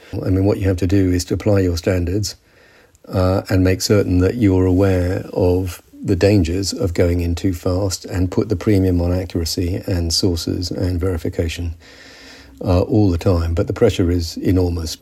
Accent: United Kingdom

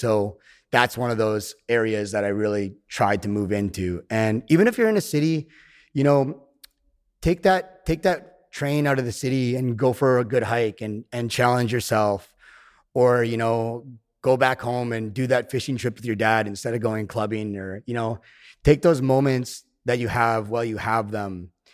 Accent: Canada; I live in the woods in my hometown

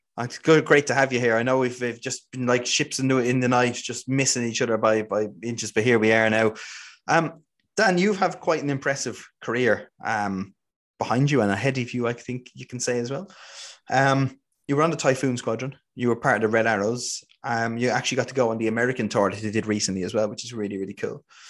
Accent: Ireland; growing up in Ireland. We didn't have anything like

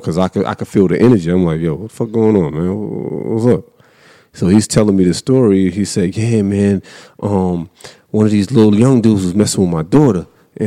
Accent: Raleigh, North Carolina, United States; I'm from Raleigh

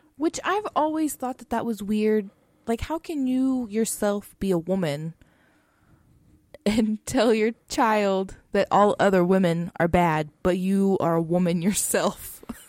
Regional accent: Texas, United States; we're from Texas

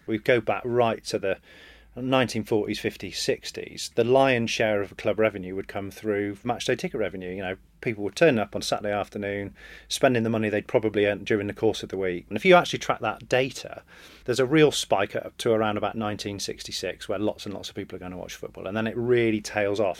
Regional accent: England, United Kingdom; as an Englishman, born and bred

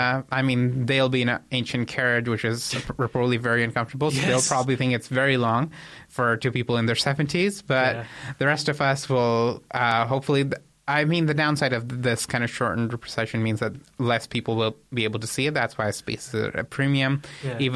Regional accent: Canada; I mean, I'm Canadian.

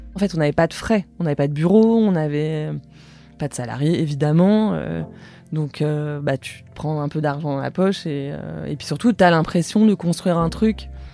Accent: Paris, Île-de-France, France; j'ai grandi dans le 14e arrondissement à Paris

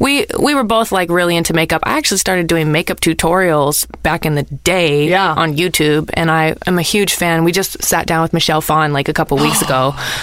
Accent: Nebraska, United States; moved away; also born or lived in Boston; So, I was born in Nebraska.

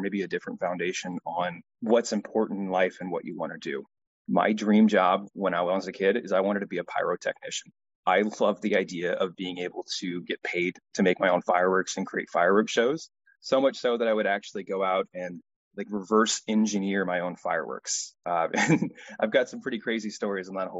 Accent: Pacific Northwest, United States; So I'm from the United States, and I grew up in the Pacific Northwest

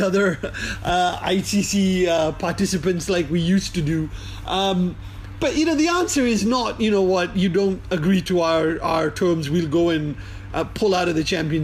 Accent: India; growing up in India

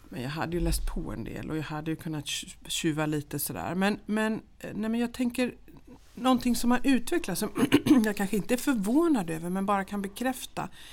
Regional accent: Jönköping, Jönköping County, Sweden; moved away as an adult; also born or lived in Linköping; now in Dalarna, Sweden; Jag är uppvuxen i Jönköping

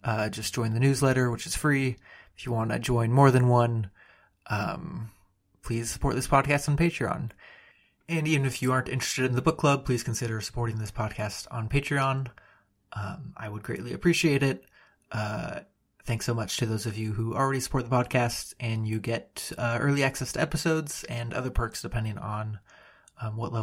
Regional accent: Southern California, United States; born and raised in Southern California myself.

